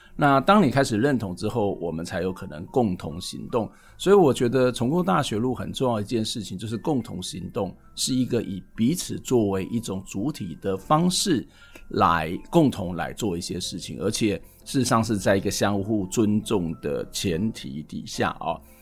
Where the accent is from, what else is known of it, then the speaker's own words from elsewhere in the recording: Kaohsiung, Taiwan; 我自己小时候在高雄，曾长的过程当中也会去这个高雄的撞球场